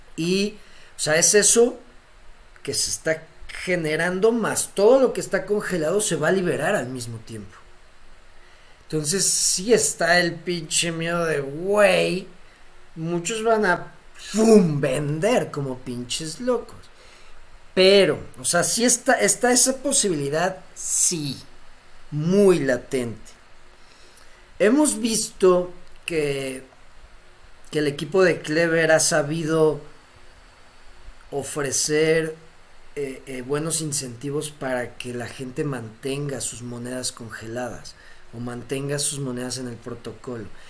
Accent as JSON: {"language": "Spanish", "country": "Mexico", "said": "siendo mexicano"}